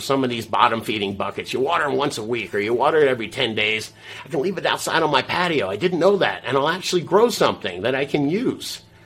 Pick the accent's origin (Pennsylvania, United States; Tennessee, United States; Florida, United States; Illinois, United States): Florida, United States; South; I'm from South Florida